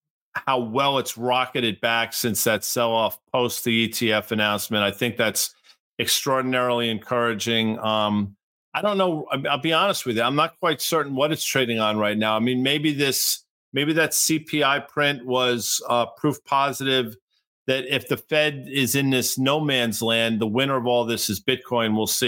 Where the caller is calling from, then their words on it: Morristown, United States; from Morristown.